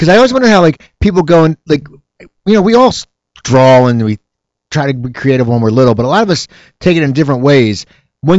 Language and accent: English; Philadelphia, Pennsylvania, United States; I'm a Philadelphia guy